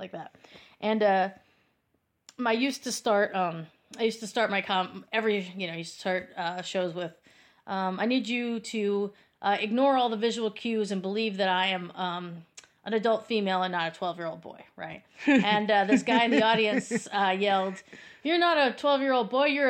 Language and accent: English; Hartford, Wisconsin, United States; moved away as an adult; now in New York, United States; I grew up in Hartford, Wisconsin